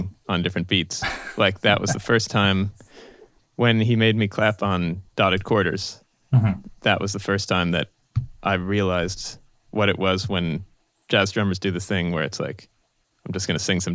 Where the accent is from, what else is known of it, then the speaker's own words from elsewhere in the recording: Boston, Massachusetts, United States; moved away as an adult; now in New York, United States; in Boston, where I grew up, before I went to New School